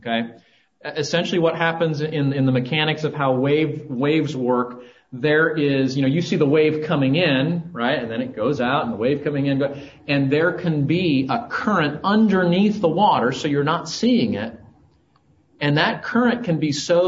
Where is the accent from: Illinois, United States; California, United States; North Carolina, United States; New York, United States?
California, United States; Southern; moved away; I grew up in Southern California